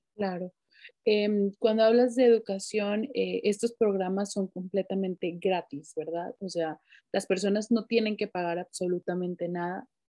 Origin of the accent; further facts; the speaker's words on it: Mexico; moved away as an adult; tú y yo somos mexicanas